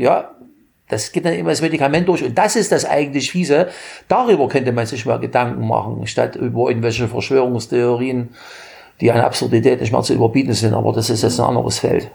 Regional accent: Germany; In meiner Jugend in der DDR

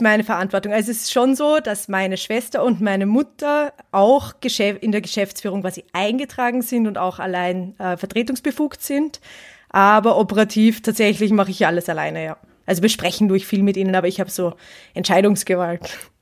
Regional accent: Vienna, Austria; ich komme aus Wien

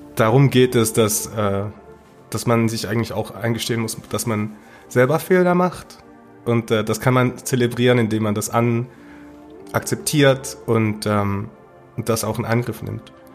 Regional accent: Basel, Basel-Stadt, Switzerland; meiner Heimatstadt Basel

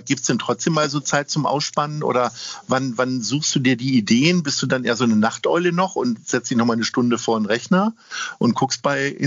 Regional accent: Lower Saxony, Germany; now in Hamburg, Germany; Ich komme ja nur aus Niedersachsen und komme nicht so weit rum, äh, bin ja hier in Hamburg leben geblieben.

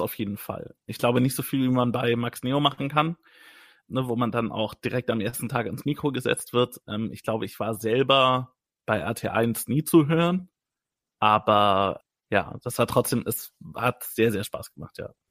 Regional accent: Wertingen, Bavaria, Germany; in meinem Geburtsort Wertingen

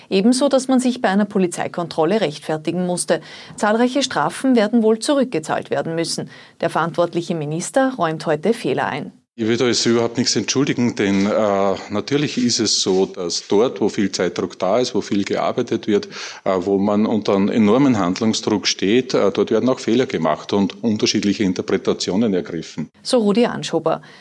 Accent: Upper Austria, Austria; Ich bin wirklich stolz darauf, als Oberösterreicher heute hier stehen zu können

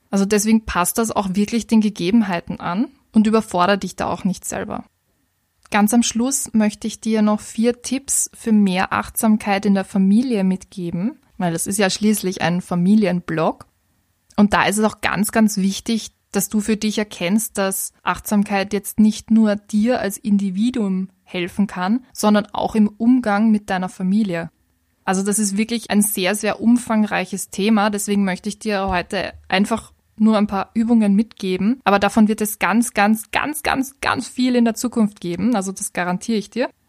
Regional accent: Vienna, Austria; vor allem als Wienerin kenne ich das, dass es manchmal ein bisschen netter ist, auf seine Gedanken zu achten, anstatt sich den grantigen Leuten in der U-Bahn widmen zu müssen.

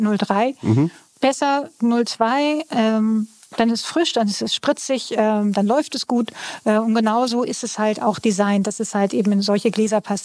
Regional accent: Northern Germany, Germany; ich komme ja aus Norddeutschland

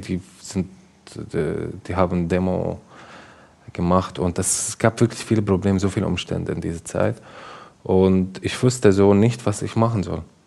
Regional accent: Damascus, Damascus Governorate, Syria; German is a second language; moved away as an adult; now in Germany; ich komme aus Damaskus, aus Syrien

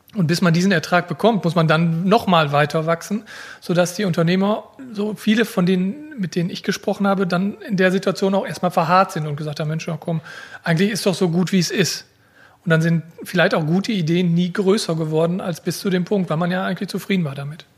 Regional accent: Germany; gebürtiger Fredner und wohne dort auch

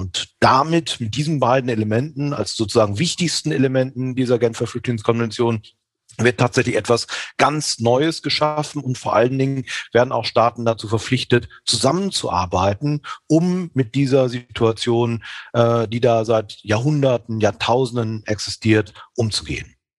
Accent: northwest Germany, Germany; Also ich als echter Norddeutscher aus dem Nordwesten kommt

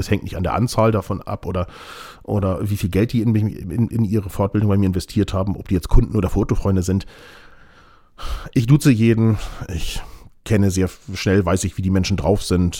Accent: Hamburg, Germany; ich bin bestimmt ein Nordlicht, weil als Hamburger Jung, ich meine, ich würde auch sagen, Hamburg liegt im Norden

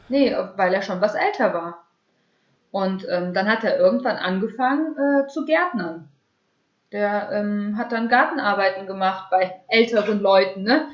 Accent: Germany; also born or lived in Pavlodar, Kazakhstan; als kurz bevor ich drei geworden bin, genau im September 93, ähm, sind wir dann nach Deutschland gekommen mit meiner Familie.

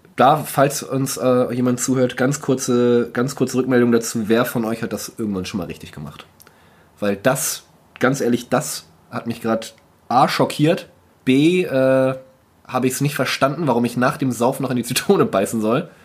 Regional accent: North Frisia, Schleswig-Holstein, Germany; ich komme aus Nordfriesland

